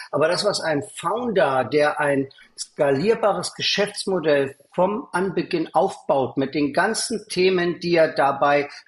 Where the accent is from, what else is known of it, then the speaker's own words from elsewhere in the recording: East Berlin, Berlin, Germany; born there; moved away as an adult; bin geboren in Ostberlin und bin aus der DDR geflohen mit damals 19 Jahren.